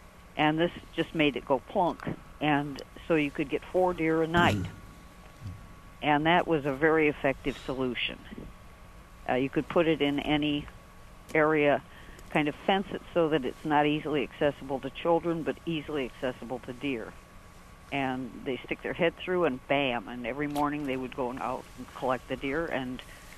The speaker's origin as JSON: {"language": "English", "region": "Wisconsin", "country": "United States", "tie": "born or raised there", "moved": "yes", "said": "I grew up in Wisconsin"}